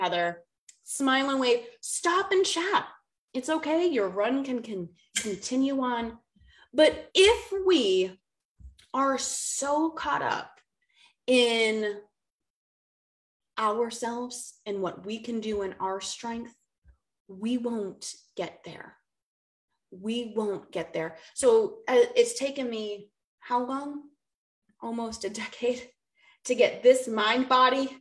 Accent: Boston, Massachusetts, United States; moved away as an adult; also born or lived in the South (US); now in the South, United States; I'm from Boston

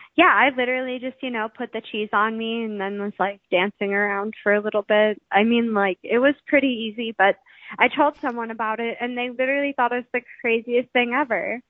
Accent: Wisconsin, United States; I'm from Wisconsin.

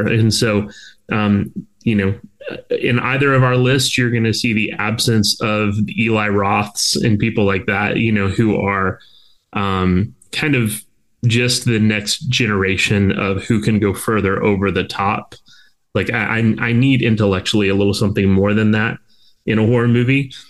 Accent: South Florida, United States; by the time I got to high school, growing up in South Florida

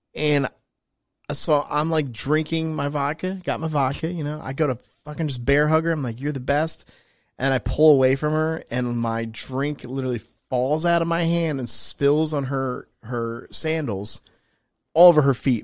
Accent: New Jersey, United States; moved away; I'm from New Jersey, I don't live there now

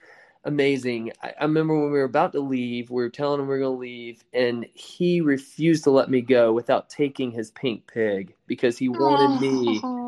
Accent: outside of Augusta, Georgia, United States; I grew up outside of Augusta, Georgia, in a very small rural town

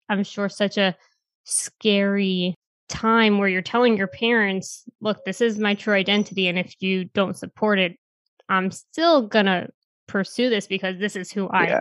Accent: New York City, New York, United States; I'm from New York City

